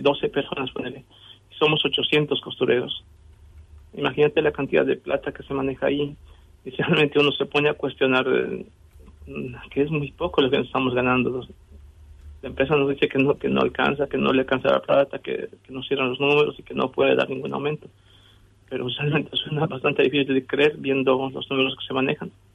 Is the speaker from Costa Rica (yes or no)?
no; Bolivia; now in Argentina; yo soy boliviano